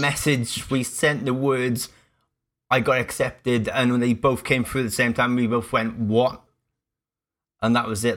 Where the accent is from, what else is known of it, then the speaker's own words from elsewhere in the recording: Cardiff, Wales, United Kingdom; I am born and raised in Cardiff. Yes, I'm a Welsh boy.